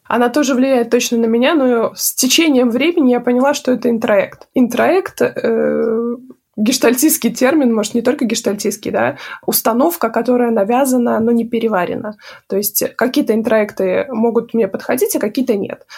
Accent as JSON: {"language": "Russian", "region": "Minsk", "country": "Belarus", "tie": "born or raised there", "also_born_or_lived": "United States", "moved": "as an adult", "lives_now": "Warsaw, Poland", "said": "этот город Минск, мой родной город"}